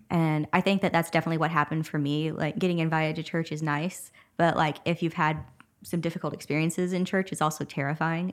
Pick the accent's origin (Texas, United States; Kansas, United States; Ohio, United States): Texas, United States; Huntington; moved away as an adult; now in Nacogdoches, United States; my hometown, Huntington. It was about forty-five minutes or an hour away.